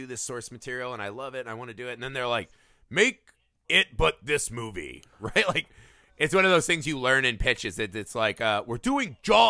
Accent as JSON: {"language": "English", "region": "Midwest", "country": "United States", "said": "I'm from the Midwest, and people are gigantic on average."}